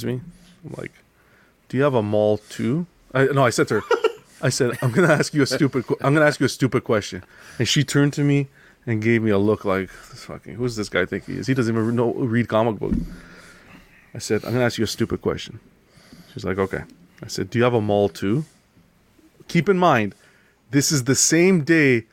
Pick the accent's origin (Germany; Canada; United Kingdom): Canada; I was from Canada